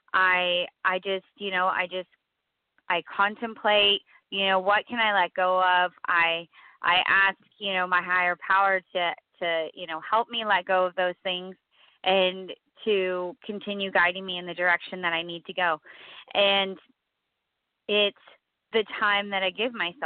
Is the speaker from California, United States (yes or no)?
yes; California, United States; I'm from California